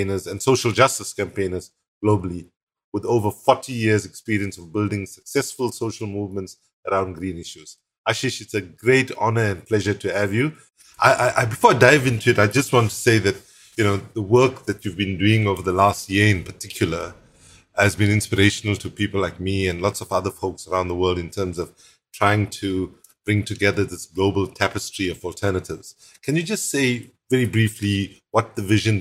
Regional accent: Durban, KwaZulu-Natal, South Africa; I'm talking to you today from Durban, South Africa, which is my hometown.

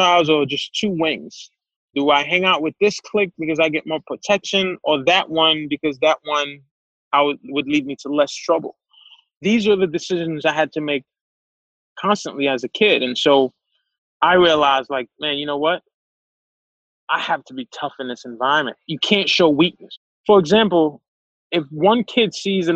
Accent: New York City, New York, United States; also born or lived in Haiti; I grew up in Crown Heights

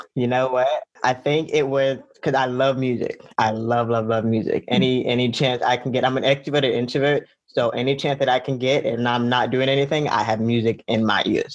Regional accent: Fort Lauderdale, Florida, United States; I was born in Florida, Lauderdale

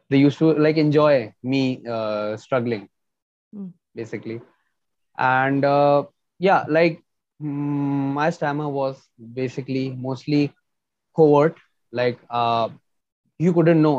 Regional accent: New Delhi, Delhi, India; I'm from India, New Delhi.

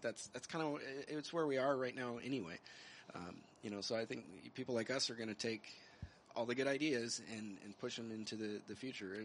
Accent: New Mexico, United States; I'm, I'm from New Mexico

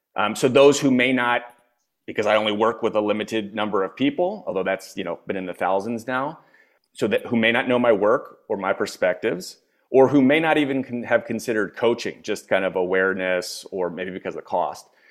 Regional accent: Philadelphia, Pennsylvania, United States; moved away as an adult; also born or lived in China / Europe / California / New York; now in Spain; I am born and raised in the States. I'm originally from Philadelphia.

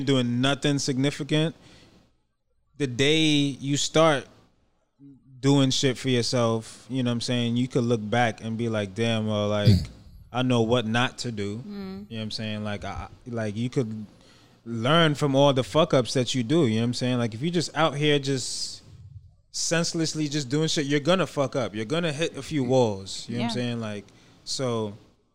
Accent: Mount Vernon, New York, United States; also born or lived in Brooklyn, New York; I'm from Mount Vernon

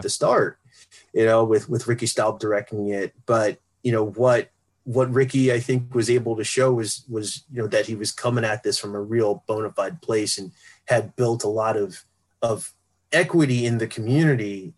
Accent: Philadelphia, Pennsylvania, United States; I grew up in West Philly and I would go to North Philly sometimes because my father was from there

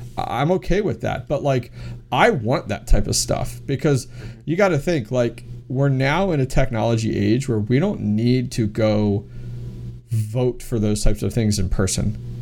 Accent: Pennsylvania, United States; I'm from Pennsylvania

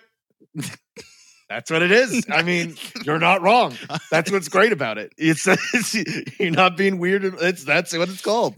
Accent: United States; we're American enough

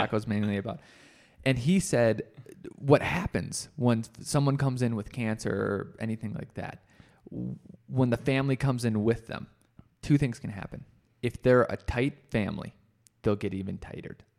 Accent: Rochester, United States; now in Colorado, United States; I probably only do work in Rochester

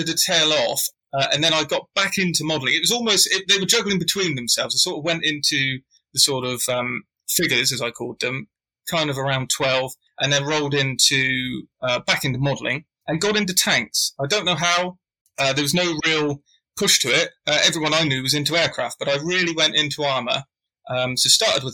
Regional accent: England, United Kingdom; being English. Or British, I should say

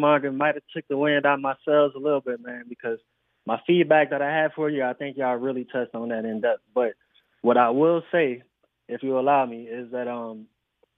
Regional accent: Houston, Texas, United States; I'm from Houston, bro. I'm out of Texas.

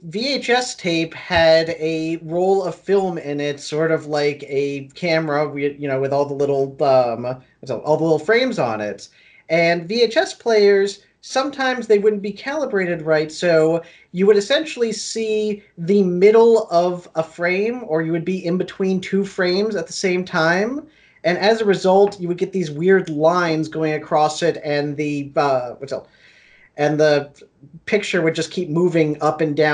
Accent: Coral Springs, Florida, United States; now in Orlando, United States; I am originally from, I grew up in Coral Springs, Florida.

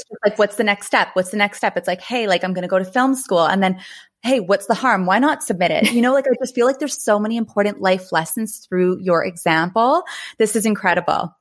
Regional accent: Thunder Bay, Ontario, Canada; I'm from Thunder Bay

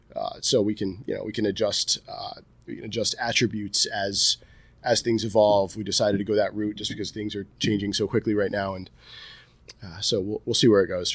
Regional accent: Delmar, New York, United States; this is my hometown

